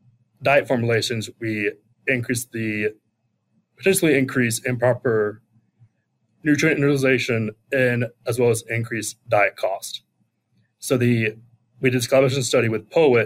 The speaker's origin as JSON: {"language": "English", "town": "Charlotte", "region": "North Carolina", "country": "United States", "moved": "as an adult", "lives_now": "South Dakota, United States", "said": "I'm originally from the Charlotte, North Carolina area. Grew up around agriculture"}